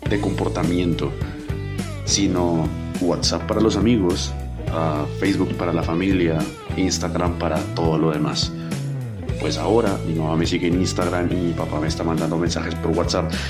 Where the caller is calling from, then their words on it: Bogotá, Colombia; de Bogotá y el siglo XXI es hoy.